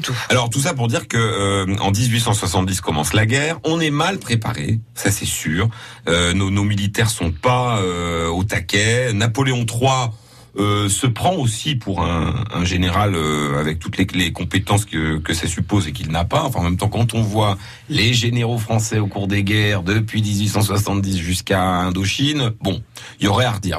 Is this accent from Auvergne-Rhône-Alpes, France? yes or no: no; Lorraine, Grand Est, France; c'est plutôt par chez nous